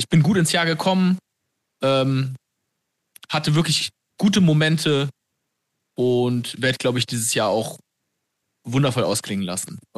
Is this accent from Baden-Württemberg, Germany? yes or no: no; Franconia, Bavaria, Germany; ich bin auch Frank.